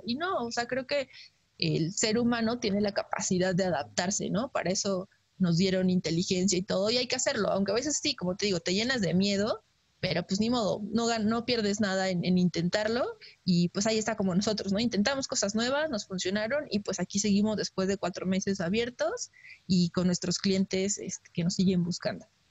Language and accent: Spanish; Mexico; como mexicanos eh, tengamos todos nuestros papeles en orden